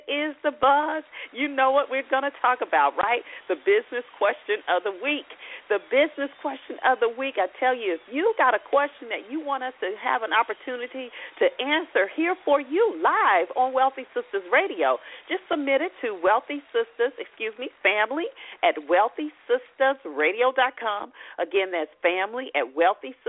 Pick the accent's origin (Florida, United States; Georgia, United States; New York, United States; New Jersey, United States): Georgia, United States; Atlanta; my hometown, Atlanta